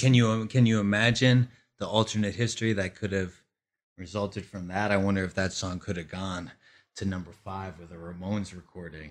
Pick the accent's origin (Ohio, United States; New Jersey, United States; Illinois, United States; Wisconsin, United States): New Jersey, United States; Glen Rock; now in Brooklyn, United States; the town in New Jersey that I grew up in was only about one point two square miles